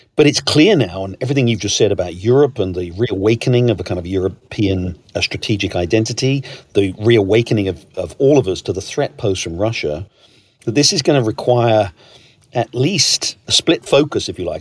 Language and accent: English; United Kingdom; moved away; you and I grew up in Britain, both moved away